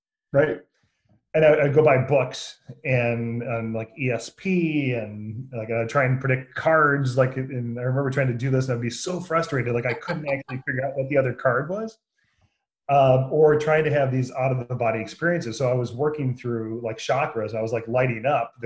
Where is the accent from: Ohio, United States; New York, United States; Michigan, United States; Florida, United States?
Michigan, United States; Jackson; also born or lived in Battle Creek, Michigan / Kalamazoo, Michigan; I was in Jackson, Michigan for most of my life